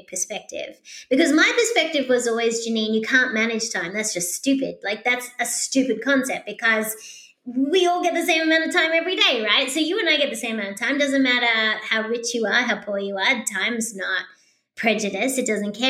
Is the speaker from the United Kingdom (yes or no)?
no; Australia; moved away as an adult; also born or lived in Sydney, Australia; now in United States; being an Australian